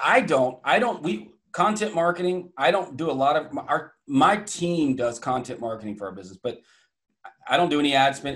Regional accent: Atlanta, Georgia, United States; accent: Southern; also born or lived in Iowa / Connecticut; now in New Hampshire, United States; grew up in the deep South. I guess Atlanta, Georgia

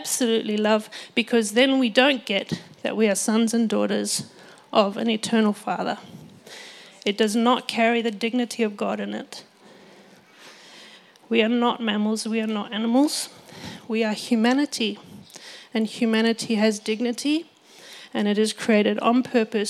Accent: Botswana; I grew up in Botswana, which is a beautiful nation in Africa, and I was there for all of my childhood, and I never learned to speak Setswana

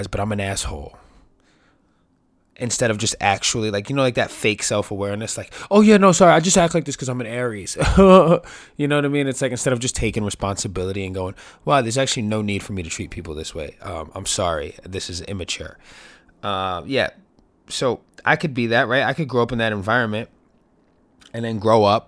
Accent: New York City, New York, United States; born and raised in New York City

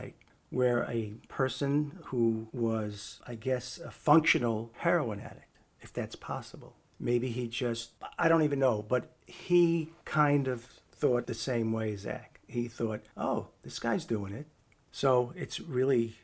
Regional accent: New York City, New York, United States; growing up in the Bronx, New York.

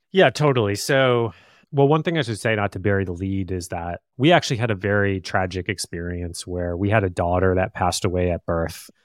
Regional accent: Plymouth, Michigan, United States; moved away as an adult; also born or lived in Chicago; now in Bay Area, United States; I grew up about a half hour outside of Detroit in a little town called Plymouth, and, uh, born, kind of raised there

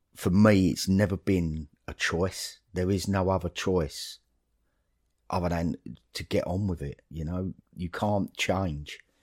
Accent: Dagenham, London, United Kingdom; moved away as an adult; now in Horrabridge, United Kingdom; when I grew up in Dagenham

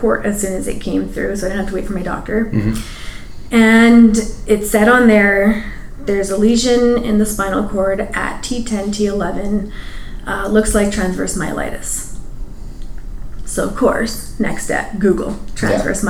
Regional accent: Edmonton, Alberta, Canada; growing up in Edmonton, being East Indian in the 80s

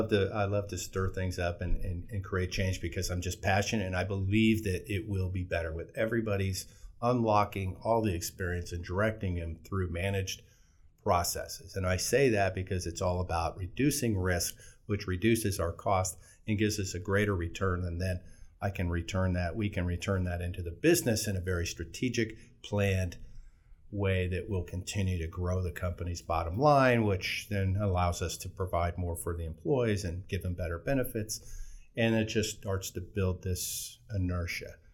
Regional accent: Fort Walton Beach, Florida, United States; Well, I came from Florida. I was born in Fort Walton Beach

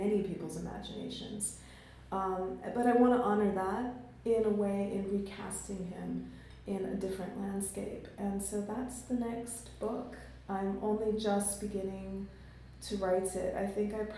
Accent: Jamaica; also born or lived in London; now in United States; being a Jamaican and being of mixed ancestry

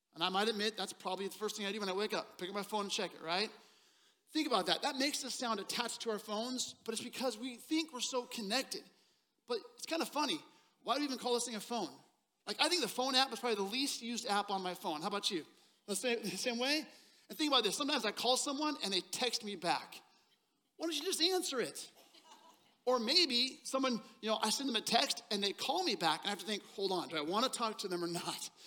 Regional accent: Seattle, Washington, United States; born or raised there; moved away as an adult; now in Texas, United States

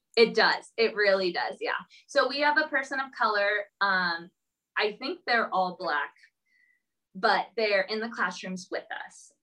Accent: Southern California, United States; moved away as an adult; also born or lived in Arizona; now in Minneapolis, United States; I grew up in Southern California

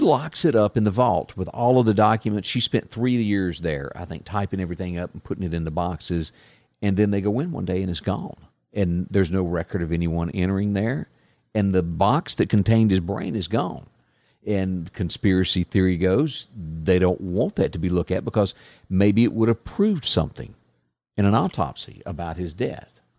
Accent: Deep South, United States; I'm from the deep South, but I'm an American

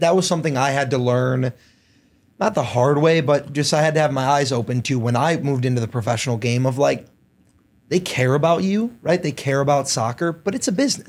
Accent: Downers Grove, Illinois, United States; I grew up, uh, in Downers Grove.

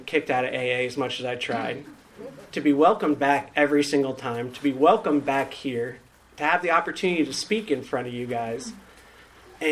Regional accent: Northern Virginia, United States; moved away as an adult; now in Raleigh, United States; I grew up in Northern Virginia, recently got to Raleigh

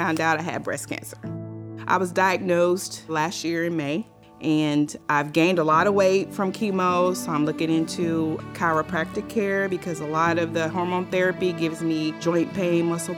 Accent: Indianapolis, Indiana, United States; now in Texas, United States; I'm originally from Indianapolis, and I moved to Texas

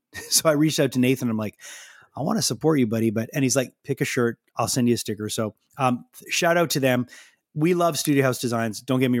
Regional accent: Canada; I mean, you know, I'm from Canada, so things are, we're a little bit like kind of standing away, watching

